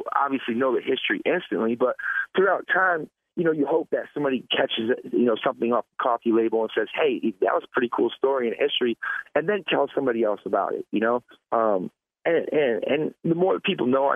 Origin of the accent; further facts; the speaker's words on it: Florida, United States; growing up in Florida